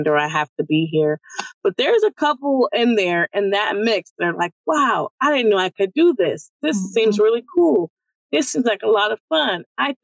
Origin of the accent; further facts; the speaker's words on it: San Francisco, California, United States; growing up where we come from Baby Hunter's Point